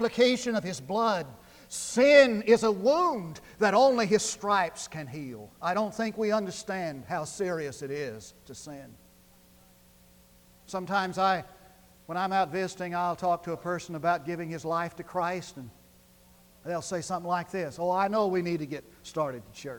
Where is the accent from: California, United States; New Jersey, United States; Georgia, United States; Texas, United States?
Texas, United States; Munday; I grew up in West Texas, 8 miles from town, the big city of Mundy.